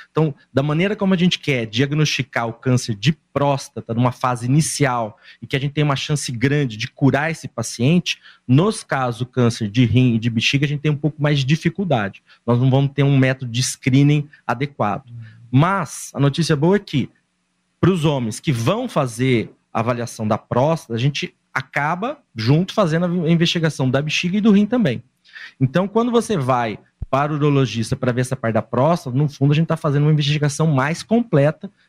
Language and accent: Portuguese; São Paulo, Brazil; born there; now in Londrina, Brazil; E eu nasci